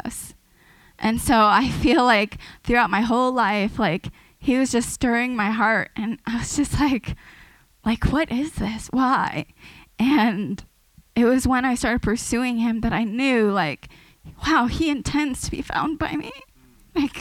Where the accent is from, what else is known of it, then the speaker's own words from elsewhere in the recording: San Diego, California, United States; I'm originally from San Diego.